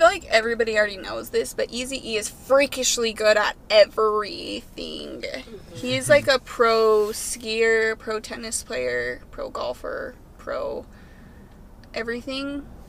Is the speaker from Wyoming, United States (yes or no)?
yes; Lovell, Wyoming, United States; I am from Wyoming. I'm from a little teeny, teeny, tiny town at the very tip-top of Wyoming called Lovell. And it's a really small town. Yep. I'm a Wyoming girl.